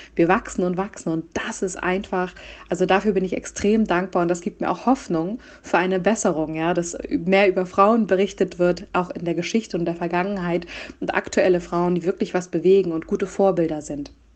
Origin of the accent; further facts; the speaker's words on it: Hamburg, Germany; moved away as an adult; also born or lived in Nuremberg / Berlin; ich komme aus Hamburg